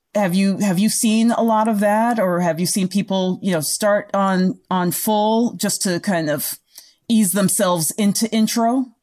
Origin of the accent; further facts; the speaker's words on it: United States; as Americans or North Americans